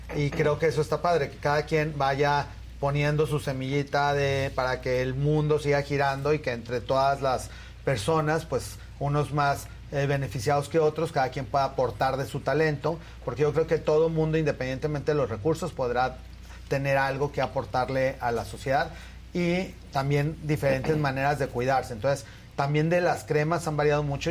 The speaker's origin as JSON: {"language": "Spanish", "town": "Torreón", "region": "Coahuila", "country": "Mexico", "moved": "yes", "said": "yo soy de Torreón, entonces mi familia vive allá"}